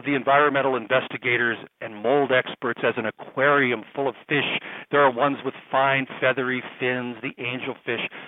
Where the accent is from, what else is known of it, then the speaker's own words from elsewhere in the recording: Minnesota, United States; I'm from Minnesota. There's a lot of Indians here.